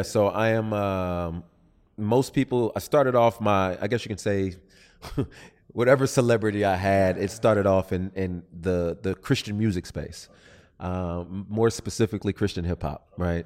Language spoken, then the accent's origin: English; Southern California, United States; I'm from Southern California